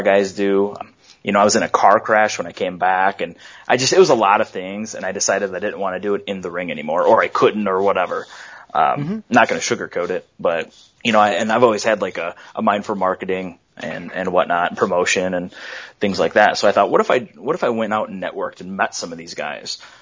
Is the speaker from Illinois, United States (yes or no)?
yes; Lamoille, Illinois, United States; I grew up in Lamoille